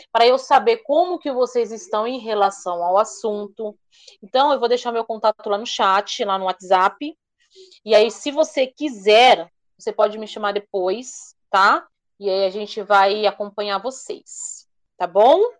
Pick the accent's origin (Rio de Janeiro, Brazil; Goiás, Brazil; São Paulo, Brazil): São Paulo, Brazil; Alphaville; eu sou aqui de Alphaville, né?